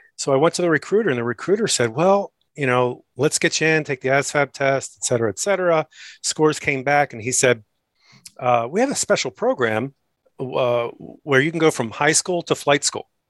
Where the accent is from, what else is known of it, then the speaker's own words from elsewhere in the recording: Maryland, United States; moved away as an adult; I grew up in Maryland